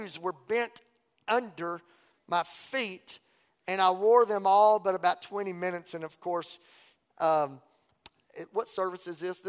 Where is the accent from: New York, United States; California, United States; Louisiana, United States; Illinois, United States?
Louisiana, United States; Southwest; growing up in Southwest Louisiana, we didn't have a mall